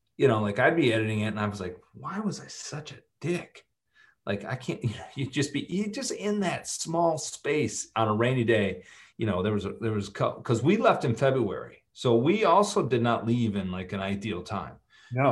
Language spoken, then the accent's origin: English; Michigan, United States; moved away as an adult; also born or lived in Los Angeles; I grew up in Michigan went out